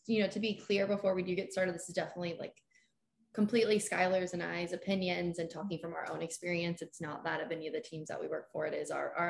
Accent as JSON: {"language": "English", "town": "Sacramento", "region": "California", "country": "United States", "also_born_or_lived": "Reno, Nevada / Denver, Colorado", "moved": "as an adult", "lives_now": "Tampa, United States", "said": "I'm originally from Sacramento, California, and I went to the University of Nevada in Reno."}